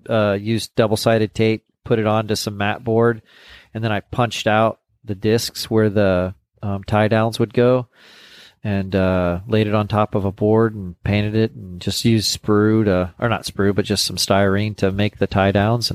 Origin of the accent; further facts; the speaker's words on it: Corpus Christi, Texas, United States; And I was like, well, I'm from Corpus, the South, you know, the San Antonio, Austin, Houston, all those shows.